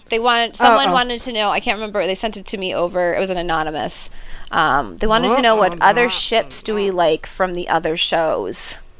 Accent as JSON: {"language": "English", "country": "United Kingdom", "said": "Because I'm a Brit."}